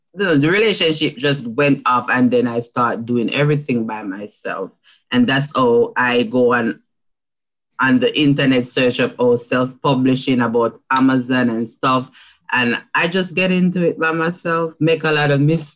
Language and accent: English; Jamaica; I'm from Jamaica.